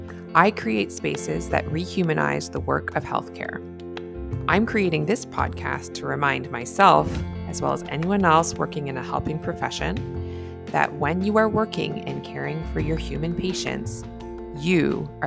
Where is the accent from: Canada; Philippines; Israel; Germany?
Canada; I'm a Canadian family physician